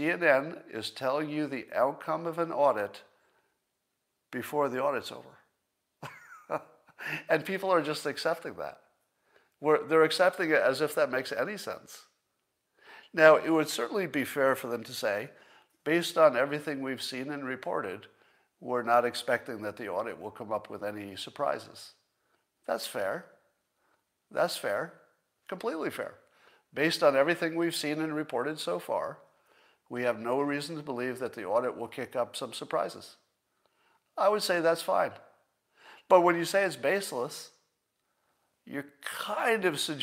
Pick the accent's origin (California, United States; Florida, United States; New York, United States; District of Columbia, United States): New York, United States; Windham; moved away; you skied in my hometown